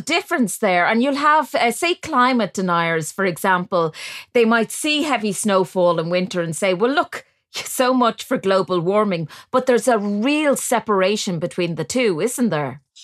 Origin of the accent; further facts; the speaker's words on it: Westmeath, Ireland; I'm I'm from County Westmeath